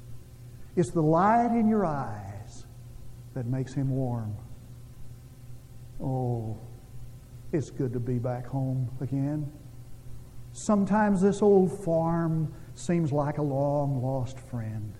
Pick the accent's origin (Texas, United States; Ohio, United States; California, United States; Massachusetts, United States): Texas, United States; Munday; born or raised there; moved away